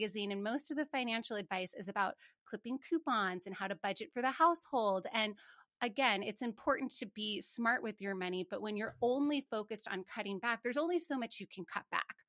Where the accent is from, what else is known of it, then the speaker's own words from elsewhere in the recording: Montana, United States; I grew up in Montana, and I remember asking my folks how many cattle somebody had